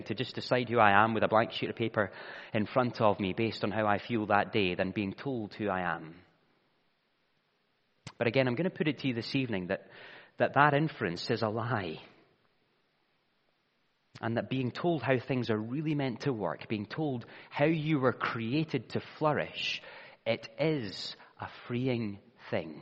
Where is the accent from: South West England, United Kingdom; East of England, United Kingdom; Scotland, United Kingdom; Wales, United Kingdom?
Scotland, United Kingdom; I am Scottish because I was born in Scotland